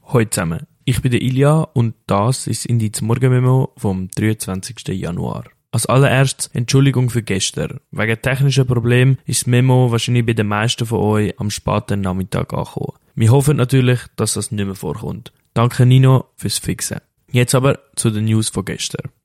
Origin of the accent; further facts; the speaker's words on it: Switzerland; Bei uns in der Schweiz